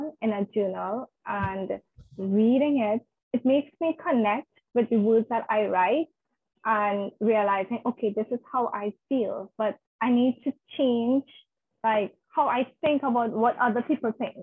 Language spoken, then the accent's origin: English; Trinidad & Tobago; I'm from Trinidad and Tobago. It's in the Caribbean islands